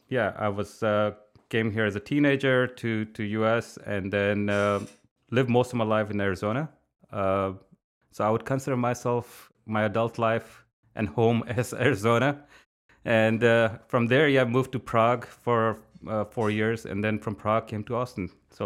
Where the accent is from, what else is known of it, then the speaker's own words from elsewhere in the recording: India; English is a second language; Since I was growing up in India, creative writing is part of your, you know, it's just part of your upbringing.